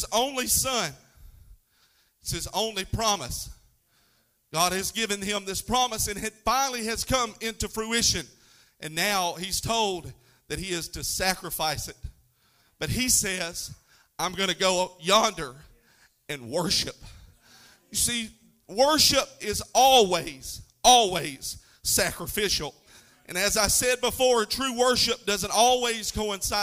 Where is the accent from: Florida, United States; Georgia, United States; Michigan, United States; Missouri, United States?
Florida, United States; North; I'm from North Florida, so I don't speak Greek.